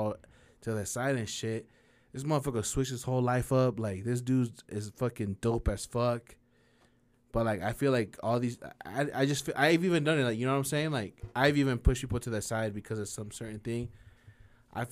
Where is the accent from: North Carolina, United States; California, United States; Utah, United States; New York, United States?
Utah, United States; Hunter; growing up in Hunter, I was in Hunter